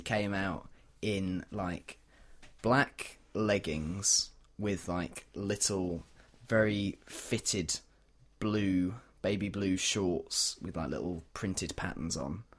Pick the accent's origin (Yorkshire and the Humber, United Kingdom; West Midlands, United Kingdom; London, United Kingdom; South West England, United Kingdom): Yorkshire and the Humber, United Kingdom; York; born or raised there